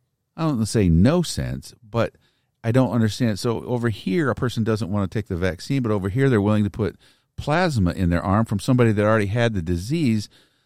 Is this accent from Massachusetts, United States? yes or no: no; Pekin, Illinois, United States; Pekin's Mineral Springs Park. {S0} Okay. {S1} My hometown. That's where I grew up.